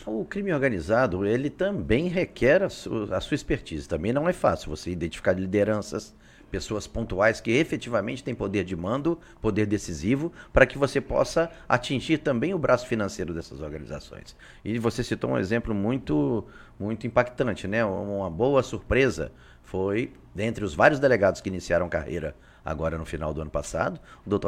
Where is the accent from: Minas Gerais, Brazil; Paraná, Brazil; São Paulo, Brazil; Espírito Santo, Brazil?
Minas Gerais, Brazil; Juiz de Fora; moved away as an adult; now in Acre, Brazil; Sou de Minas, Juiz de Fora, nascido lá